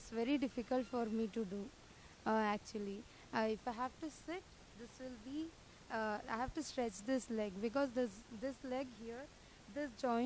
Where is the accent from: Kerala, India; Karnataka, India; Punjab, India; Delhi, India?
Karnataka, India; Bangalore; I'm from Bangalore